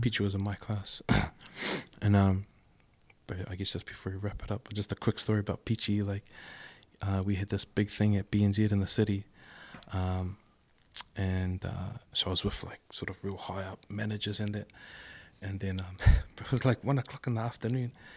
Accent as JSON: {"language": "English", "region": "Auckland", "country": "New Zealand", "tie": "born or raised there", "said": "I grew up in Avondale, and then, um, and then I went to Carlston"}